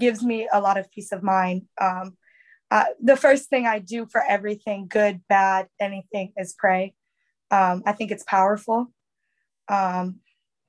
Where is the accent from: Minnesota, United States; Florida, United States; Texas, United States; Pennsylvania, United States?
Florida, United States; Me and my sister closest to my age are from Florida